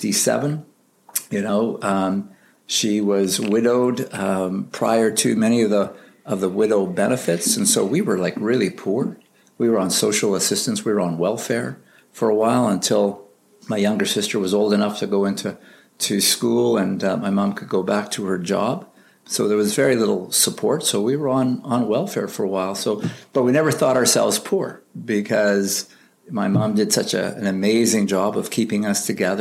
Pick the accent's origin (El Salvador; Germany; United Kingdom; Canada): Canada; Winnipeg, Manitoba; moved away as an adult; born and raised in Winnipeg until I joined the K&R forces in 1975.